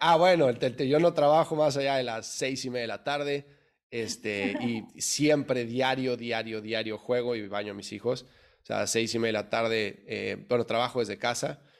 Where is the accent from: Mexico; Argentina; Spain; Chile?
Mexico; Mexico City; moved away as an adult; now in United States; yo soy mexicano de la Ciudad de México, nací, crecí en el DF